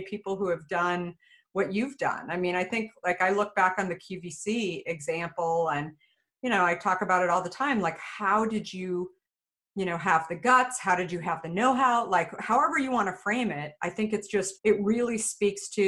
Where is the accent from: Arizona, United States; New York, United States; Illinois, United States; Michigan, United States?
Arizona, United States; Phoenix; I grew up in Phoenix, Scottsdale area